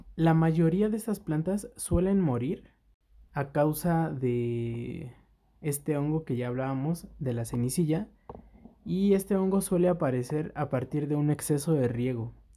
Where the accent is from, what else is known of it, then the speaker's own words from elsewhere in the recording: Mexico City, Mexico; Nosotros somos de la Ciudad de México